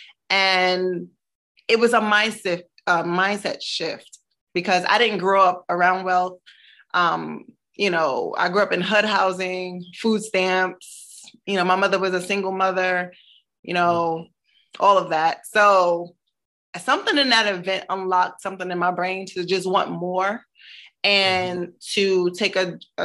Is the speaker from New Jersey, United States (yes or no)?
yes; Newark, New Jersey, United States; also born or lived in Brooklyn, New York; Newark, New Jersey, where I grew up